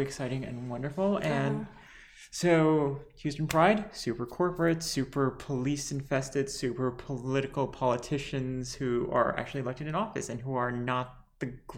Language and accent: English; Lebanon; I'm bi trans Lebanese